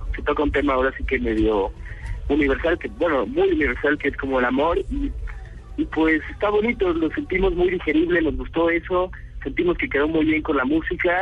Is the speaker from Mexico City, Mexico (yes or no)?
yes; Mexico City, Mexico; somos de México, del DF, de la capital